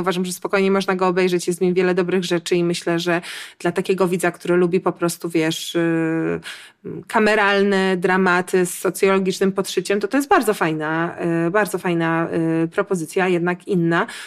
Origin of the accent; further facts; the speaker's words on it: Warsaw, Masovian Voivodeship, Poland; ja jestem z Warszawy